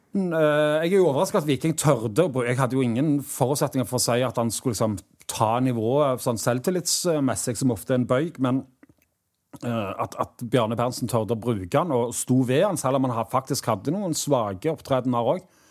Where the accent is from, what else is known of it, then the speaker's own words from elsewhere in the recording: Stavanger, Rogaland, Norway; spilte i Vassøy, der jeg vokste opp